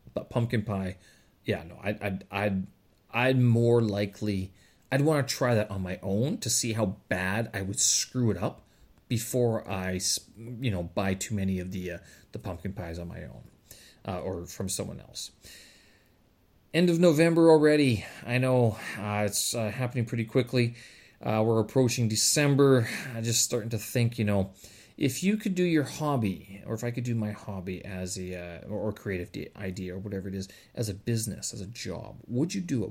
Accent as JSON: {"language": "English", "country": "Canada", "moved": "as an adult"}